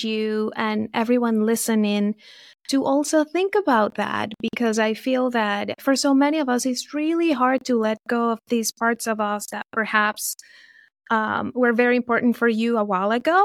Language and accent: English; Venezuela; moved away as an adult; now in United States; I was born and raised in Venezuela